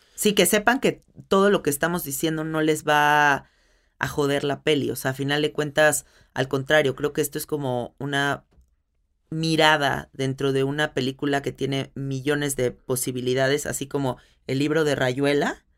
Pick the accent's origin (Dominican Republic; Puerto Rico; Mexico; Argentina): Mexico; Mexico City; una película que es tan de donde yo soy